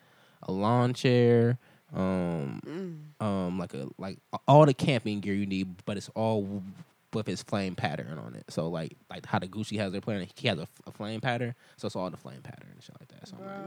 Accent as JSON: {"language": "English", "town": "Cleveland", "region": "Ohio", "country": "United States", "said": "We're really from Cleveland."}